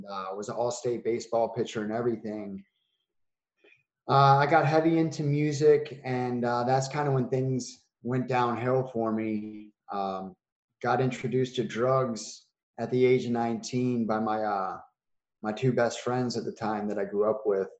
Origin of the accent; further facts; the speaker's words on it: Wilmington, Delaware, United States; I'm from Wilmington, Delaware um, which is up north